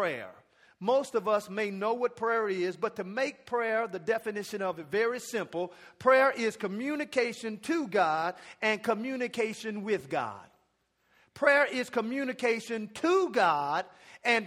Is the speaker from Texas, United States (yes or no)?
yes; Dallas, Texas, United States; now in Arlington, United States; I'm from the Dallas area